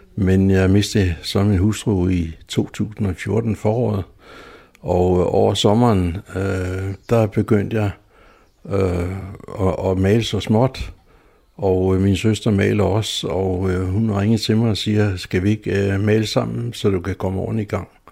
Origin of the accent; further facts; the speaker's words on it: Zealand, Denmark; som sjællænder som, og som øh, jøde